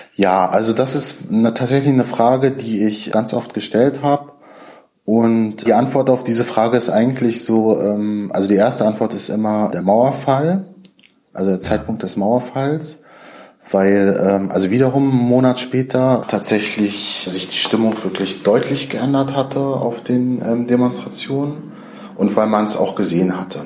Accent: Rostock, Mecklenburg-Vorpommern, Germany; in meiner Heimatstadt Rostock

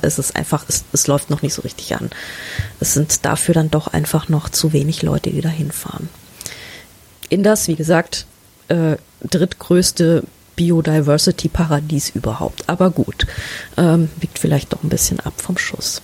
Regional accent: Germany; wir als Deutsche

